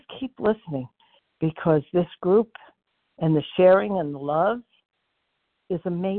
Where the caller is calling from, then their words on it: Florida, United States; Okay, F is in Frank, and I am in Florida.